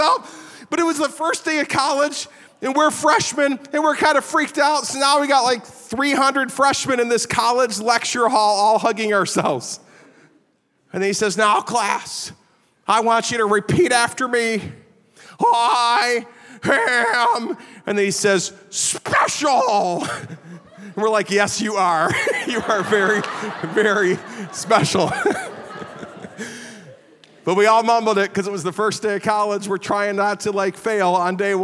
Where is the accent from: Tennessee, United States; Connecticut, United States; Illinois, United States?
Illinois, United States; Chicago; moved away as an adult; also born or lived in Virginia; I grew up in the Chicago area